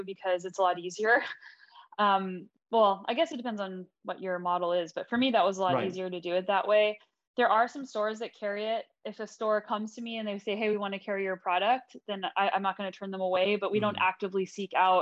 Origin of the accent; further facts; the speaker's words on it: United States; now in Canada; I'm originally American, but I'm also now Canadian dual citizen